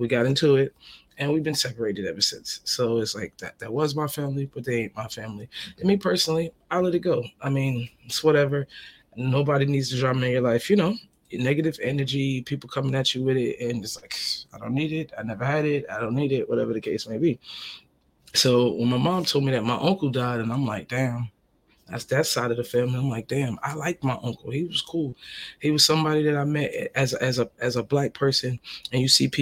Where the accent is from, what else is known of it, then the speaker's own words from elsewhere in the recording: United States; also born or lived in Trinidad and Tobago (ancestry); now in Southern United States; I'm a Northern person. I come from the North, you know. New York, New Jersey, we're proud.